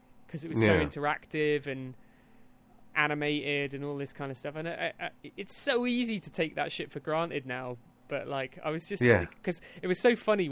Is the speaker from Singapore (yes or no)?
no; United Kingdom; accent: British; my British accent